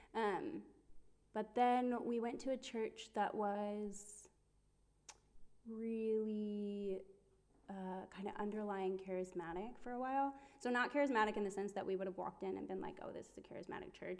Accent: Cleveland, Ohio, United States; moved away as an adult; I come from Cleveland, Ohio, in America

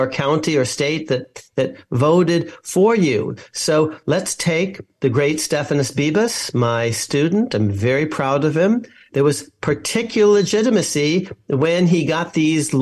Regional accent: San Francisco Bay Area, California, United States; I'm from the San Francisco Bay Area

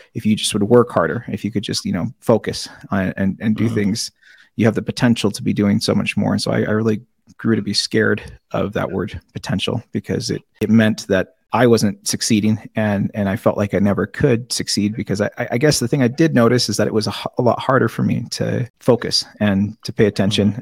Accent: Seattle, Washington, United States; I grew up in in South Seattle.

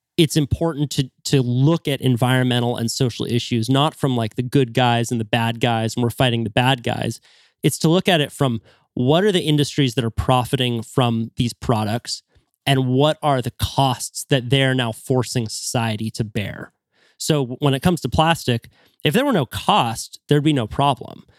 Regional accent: Santa Cruz, California, United States; growing up in Santa Cruz

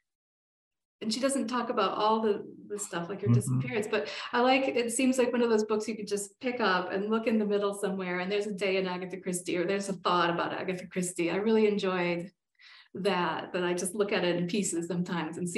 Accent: northern Pennsylvania, United States; now in Colorado, United States; My hometown is back in Pennsylvania, a small town up in the north of Pennsylvania

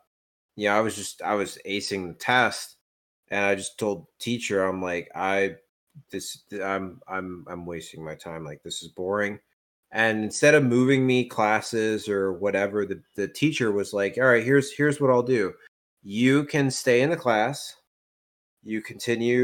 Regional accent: Louisville, Owensboro, Kentucky, United States; we moved from Louisville to Owensboro

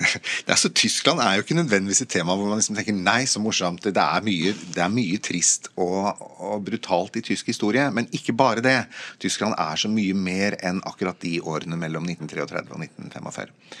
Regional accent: Norway

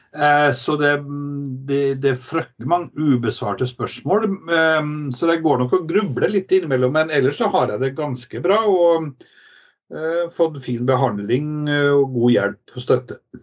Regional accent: Trondheim, Trøndelag, Norway; moved away as an adult; now in Kirkenes, Norway; Jeg er jo eh, født og vokst opp i Trondheim

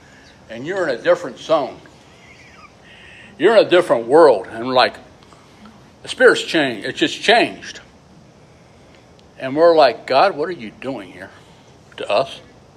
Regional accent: Loveland, Ohio, United States; also born or lived in Goshen, Ohio; I was raised in Loveland, Ohio, country boy. Goshen, Ohio.

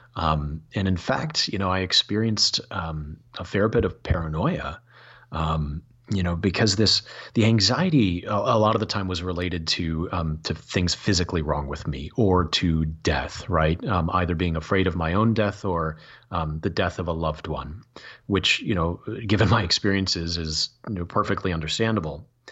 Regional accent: Michigan, United States; growing up in Michigan

